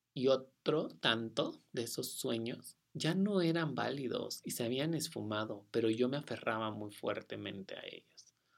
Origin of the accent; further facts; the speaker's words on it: Sonora, Mexico; en Sonora, de donde yo soy